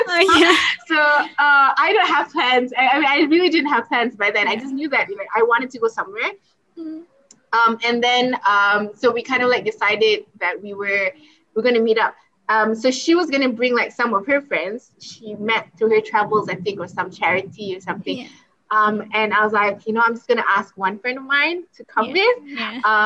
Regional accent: Malaysia; I'm from Malaysia

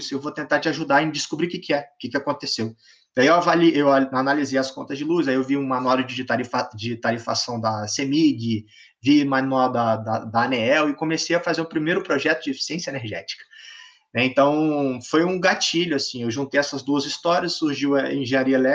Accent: Brasília, Federal District, Brazil; born there; Nasci em Brasília, mas fui criado pelo Brasil

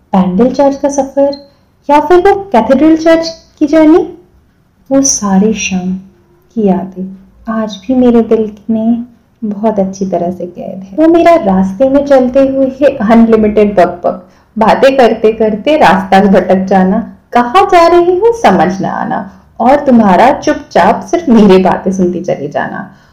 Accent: Kolkata, West Bengal, India; मैं खुद भी कलकत्ता से हूँ

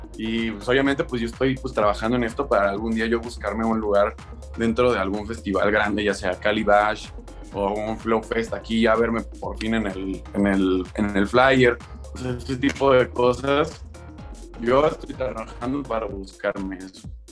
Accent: Mexico; yo como mexicano

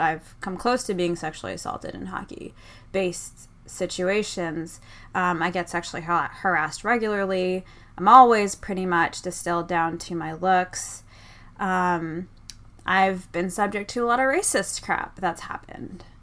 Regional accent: Boston, Massachusetts, United States; I'm from Boston

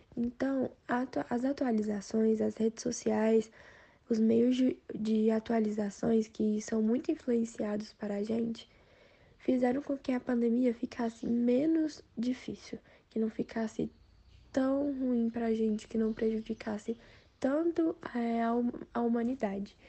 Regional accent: Brasília, Federal District, Brazil; eu sou de Brasília DF

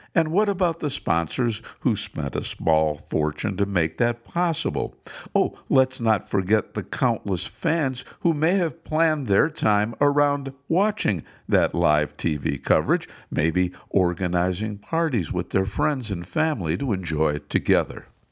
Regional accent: Cleveland, Ohio, United States; moved away; my hometown of Cleveland

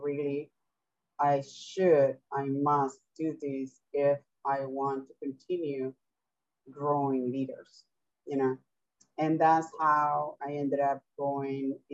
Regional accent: Venezuela; English is a second language; moved away; I am originally from Venezuela, and I came here to study English, so that's my second language

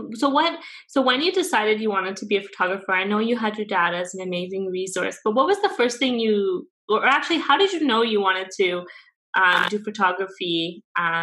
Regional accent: Vancouver, British Columbia, Canada; also born or lived in Burnaby / Langley; I grew up here in the Lower Mainland my whole life, right? And you know, first in Vancouver, and then we lived in Burnaby for a while, and now we're in Langley

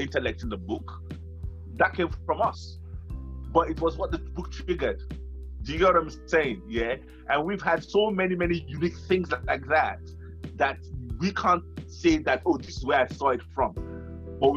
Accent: Nigeria; moved away as an adult; I come from Africa

